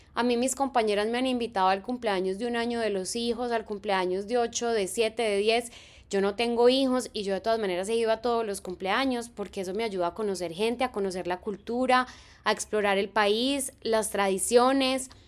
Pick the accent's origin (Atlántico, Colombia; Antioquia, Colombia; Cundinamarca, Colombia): Antioquia, Colombia; Medellín; moved away as an adult; now in Concord, United States; yo soy de Medellín en Colombia, en mi ciudad no existen las estaciones